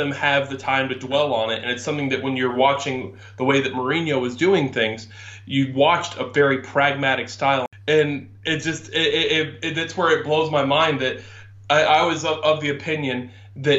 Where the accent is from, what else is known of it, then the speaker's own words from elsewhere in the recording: United States; I'm being American.